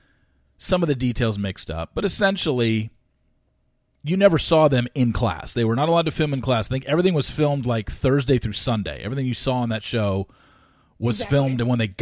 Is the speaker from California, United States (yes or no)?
yes; North Orange County, Southern California, United States; growing up in Southern California, growing up in Orange County, although I was North Orange County, they were South Orange County, where a lot of the money was. You know, I grew up middle class Orange County